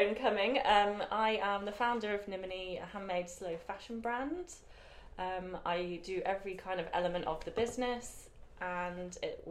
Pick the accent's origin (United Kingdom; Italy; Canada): United Kingdom; accent: British; also born or lived in Wales; probably from my accent, you can tell I'm British.